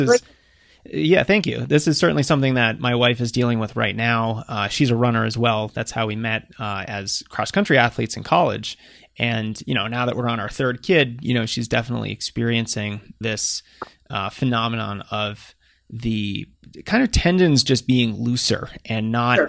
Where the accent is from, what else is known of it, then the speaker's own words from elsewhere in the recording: outside of Boston, Massachusetts, United States; moved away; I grew up on the East Coast outside of Boston